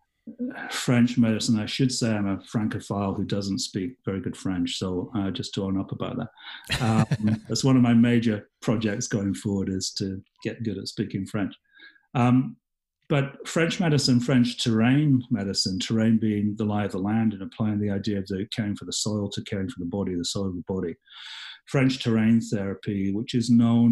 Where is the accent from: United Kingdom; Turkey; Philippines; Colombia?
United Kingdom; Yorkshire and the Humber; now in Canada; I was born and raised in England